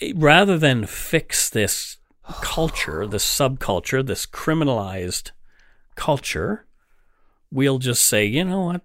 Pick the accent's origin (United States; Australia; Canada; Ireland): Canada; as a Canadian